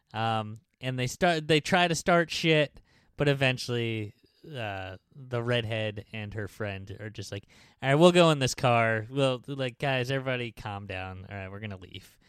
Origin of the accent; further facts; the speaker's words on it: New York, United States; "New York."